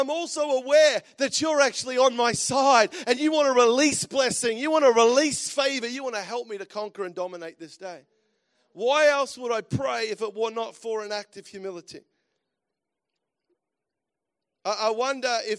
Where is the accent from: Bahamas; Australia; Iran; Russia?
Australia; moved away as an adult; also born or lived in United States; As Aussies, and I love being back home, and because I'm an Aussie, that's for sure, and just lived in America for, about a year and a half